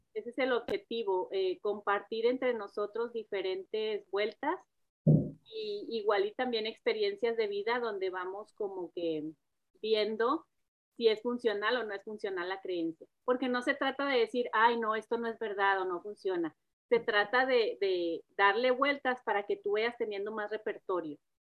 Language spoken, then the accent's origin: Spanish; Monterrey, Nuevo León, Mexico; now in Dallas, United States; soy nacida de Monterrey también